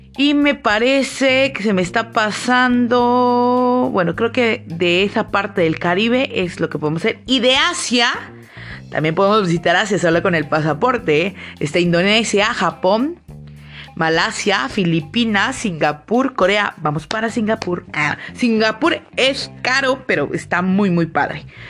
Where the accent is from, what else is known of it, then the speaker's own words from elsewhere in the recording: Mexico; te voy a hablar como mexicano